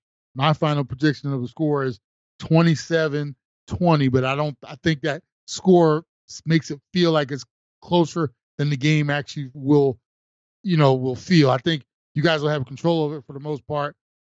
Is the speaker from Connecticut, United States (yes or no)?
no; New Jersey, United States; I'm from the Jersey area